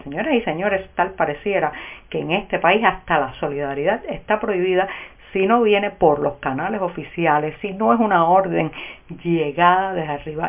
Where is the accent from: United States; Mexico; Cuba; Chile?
Cuba